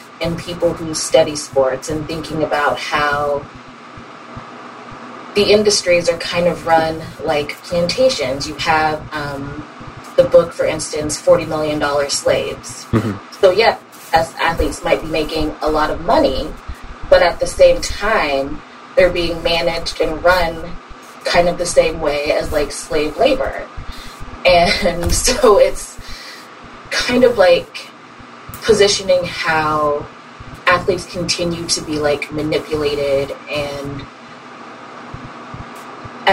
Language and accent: English; Pullman, Washington, United States; moved away as an adult; also born or lived in Pittsburgh, Pennsylvania / Colorado; I moved there from Pullman, Washington, where my graduating class was like 90